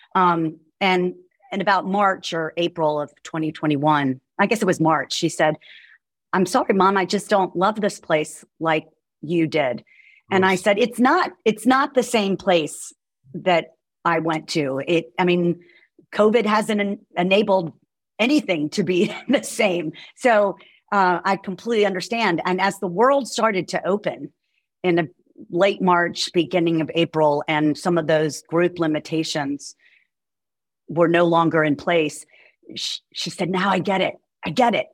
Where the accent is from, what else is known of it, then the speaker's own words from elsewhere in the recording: Roanoke, Virginia, United States; moved away as an adult; also born or lived in New York City; now in Charlottesville, United States; I'm um, from Roanoke